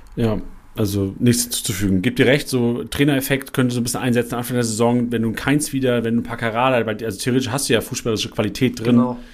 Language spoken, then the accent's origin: German; Lüneburg, Lower Saxony, Germany; now in Mainz, Germany; Ich bin in Lüneburg groß geworden, im Norden